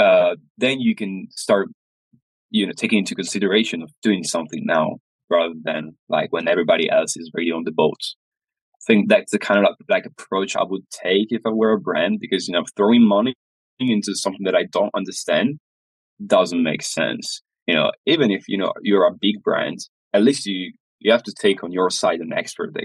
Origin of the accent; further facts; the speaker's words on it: near Venice, Veneto, Italy; I was born close to Venice